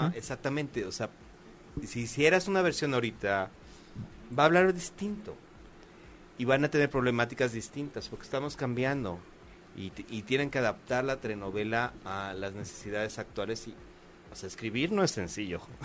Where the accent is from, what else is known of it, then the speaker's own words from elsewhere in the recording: Mexico; somos los mexicanos